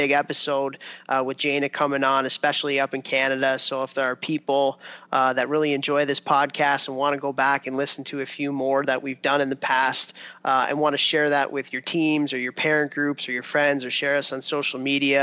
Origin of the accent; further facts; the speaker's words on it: Chicago, Illinois, United States; when I was a kid growing up in Chicago